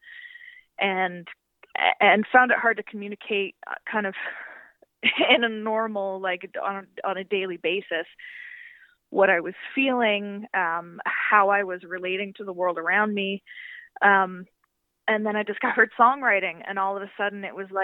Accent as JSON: {"language": "English", "town": "Montague", "region": "Prince Edward Island", "country": "Canada", "tie": "born or raised there", "also_born_or_lived": "Hamilton, Ontario", "said": "I was born in Hamilton, Ontario, but I moved to Montague, Prince Edward Island when I was 10."}